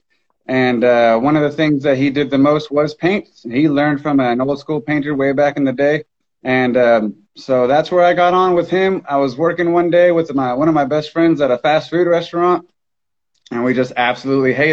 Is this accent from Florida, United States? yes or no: yes; Miami, Florida, United States; now in Tulsa, United States; I was born and raised in Miami, Florida.